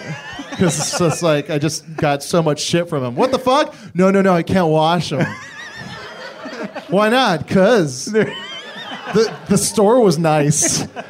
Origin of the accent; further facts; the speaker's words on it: Kailua, Hawaii, United States; moved away; I grew up in the town of Kailua, which is on the windward side.